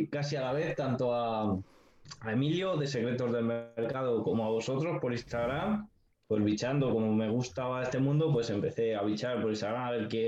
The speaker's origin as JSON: {"language": "Spanish", "town": "Segovia", "region": "Castile and León", "country": "Spain", "said": "yo soy un chico de 20 años que soy de Segovia"}